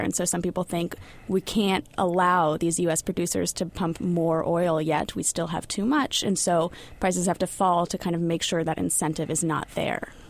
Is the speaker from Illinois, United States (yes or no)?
no; California, United States; moved away; As a Californian